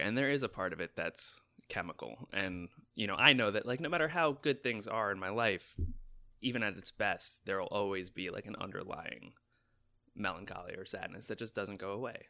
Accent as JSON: {"language": "English", "region": "New York", "country": "United States", "moved": "as an adult", "lives_now": "Los Angeles, United States", "said": "as a New Yorker coming to L"}